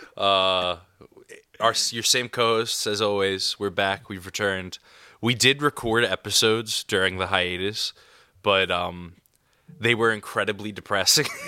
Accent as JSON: {"language": "English", "region": "New York", "country": "United States", "tie": "born or raised there", "said": "I grew up in New York."}